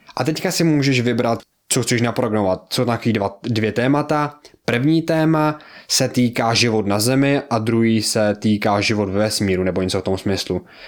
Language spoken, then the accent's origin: Czech; Czechia; já jsem z Česka